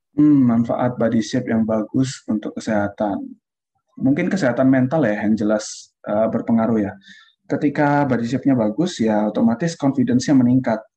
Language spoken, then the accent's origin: Indonesian; Indonesia; kita dari Indonesia